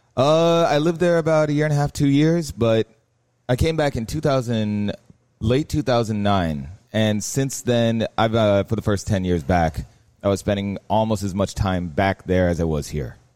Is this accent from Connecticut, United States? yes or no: no; Miami, Florida, United States; I grew up in Miami. The house I was born into was out west. Then we moved down south. Currently, I live in Coconut Grove